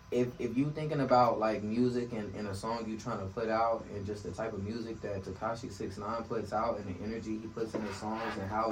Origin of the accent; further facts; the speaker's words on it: Tampa, Florida, United States; born there; You know, I was born in Tampa, Florida, so, you know.